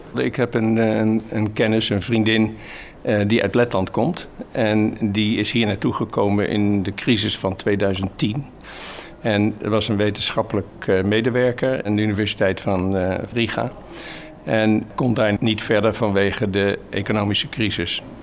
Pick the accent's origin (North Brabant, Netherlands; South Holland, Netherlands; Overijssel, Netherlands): South Holland, Netherlands; Rotterdam; now in Maassluis, Netherlands; Op school in Rotterdam mocht ik naar het Erasmiaans gymnasium